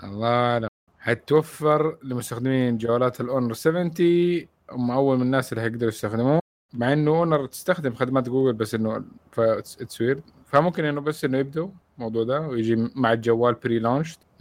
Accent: Saudi Arabia; عندنا في السعوديه

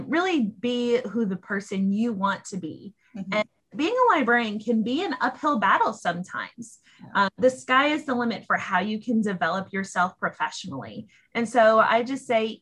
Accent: Massachusetts, United States; now in Fairfax County, Virginia, United States; Where I grew up in Massachusetts

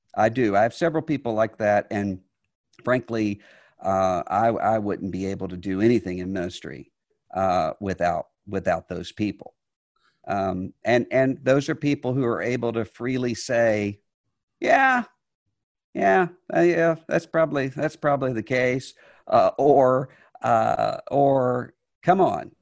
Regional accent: Mississippi, United States; I was from Mississippi

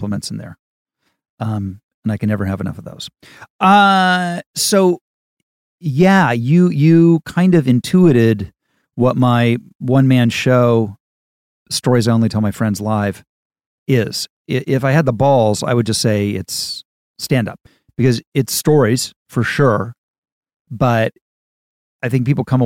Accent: United States; I come from America

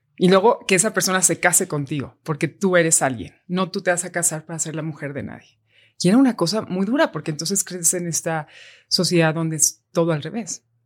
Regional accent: Mexico; Soy mexicano

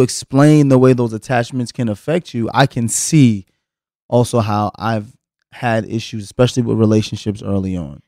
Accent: the South, United States; growing up in the South

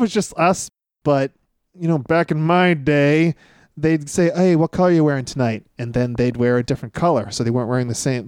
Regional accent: Northeast, United States; we are from the Northeast

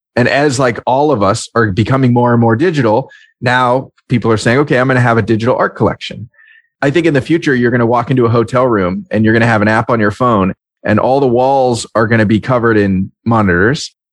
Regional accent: Marin County, California, United States; my hometown in Marin County, California

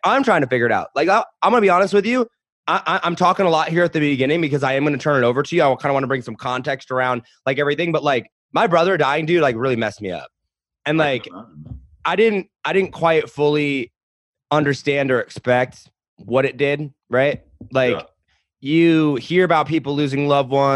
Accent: United States; I grew up in America as a white male

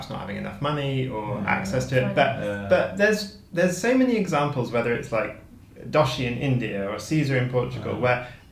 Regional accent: Penzance, South West England, United Kingdom; I'm from Cornwall, and it was built very close to where I grew up

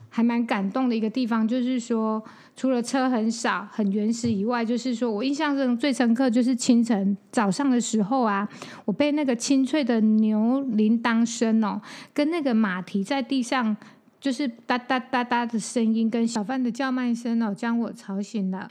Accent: Taichung, Taiwan; 我是台中人嘛

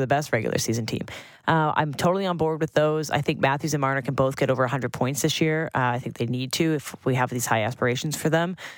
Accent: Sutton, Ontario, Canada; Sutton, my hometown

